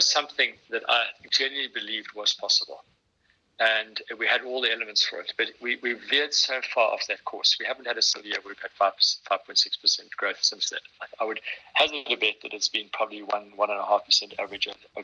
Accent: South Africa; as a South African

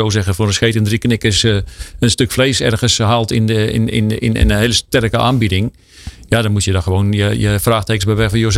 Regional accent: Utrecht, Netherlands; ik kom uit Utrecht.

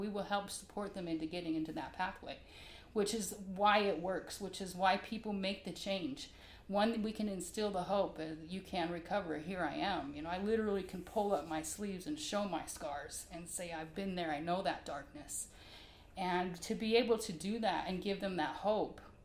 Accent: Salt Lake City, Utah, United States; moved away; also born or lived in Miami, Florida / the South; I grew up in Salt Lake as a child and then moved all over down south and had just recently come from Miami

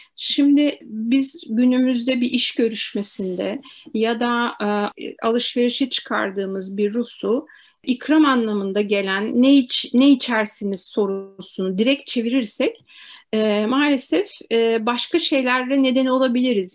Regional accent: Turkey; also born or lived in Moscow; biz Türk'üz

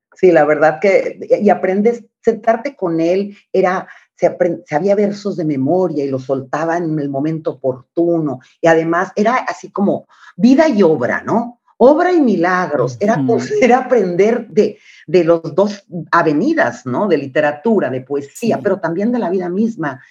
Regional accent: Montemorelos, Nuevo León, Mexico; accent: northern Mexican; now in Texas, United States; yo soy de Montemorelos, Nuevo León. Mi familia, ambos, mi padre y mi madre, son de Montemorelos

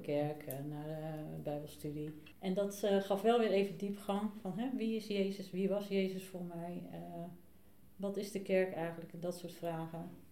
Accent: the West, Netherlands; moved away as an adult; now in Buitenpost, Netherlands; Ik eh, woon nu 2,5 jaar in uh, Buitenpost. kom uit het Westen

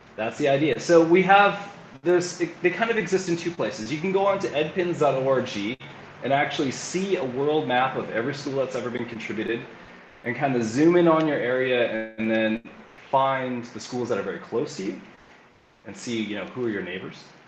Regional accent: Calgary, Alberta, Canada; moved away as an adult; now in Lima, Peru; I'm originally from Calgary, Alberta, Canada

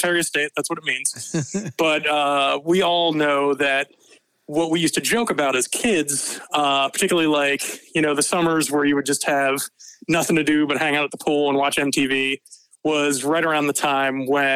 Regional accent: Atlanta, Georgia, United States; I was born in Atlanta, Georgia at Northside Hospital, the same place where both my kids were born

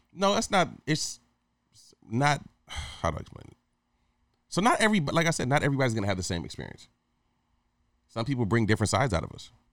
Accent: Hawaii, United States; moved away; also born or lived in Michigan; growing up in Hawaii when I was a teenager

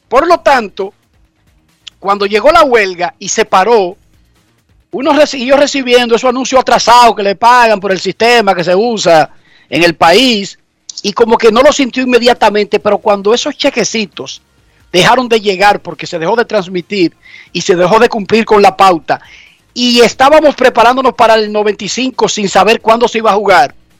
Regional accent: Herrera, Distrito Nacional, Dominican Republic; yo soy medio guerrillero, yo vengo de Herrera

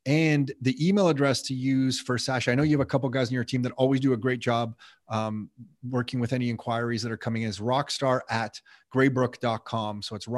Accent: Mississauga, Ontario, Canada; when I grew up in Mississauga

